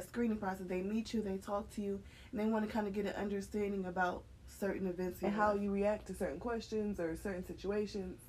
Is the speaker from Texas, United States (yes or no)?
no; Cleveland, Ohio, United States; we're from Cleveland